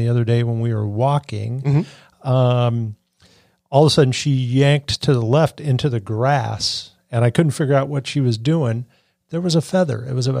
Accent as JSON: {"language": "English", "area": "Cass County", "region": "Missouri", "country": "United States", "tie": "born or raised there", "said": "I grew up in Cass County."}